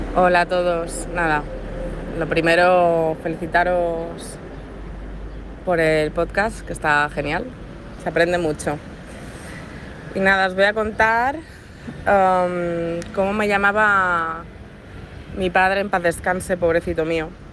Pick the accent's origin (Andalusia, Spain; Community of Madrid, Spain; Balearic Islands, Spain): Balearic Islands, Spain; Ibiza; nosotros somos de Ibiza